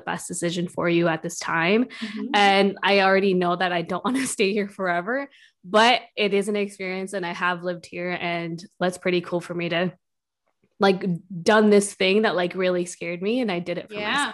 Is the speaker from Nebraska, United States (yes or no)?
no; Milwaukee, Wisconsin, United States; moved away as an adult; also born or lived in Madison / Minnesota; now in New York, United States; I'm from Milwaukee.